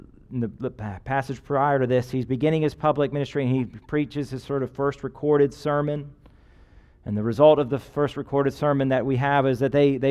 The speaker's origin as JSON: {"language": "English", "country": "United States", "said": "as an American"}